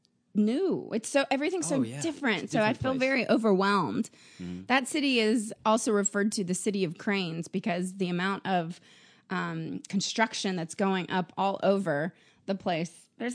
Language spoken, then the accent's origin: English; Nashville, Tennessee, United States; I'm from Nashville.